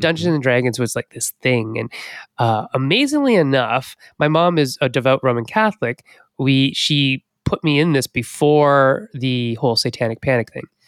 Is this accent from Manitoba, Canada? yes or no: no; Sault Ste. Marie, Ontario, Canada; grew up in Northern Ontario. So, in Sault Ste. Marie, Ontario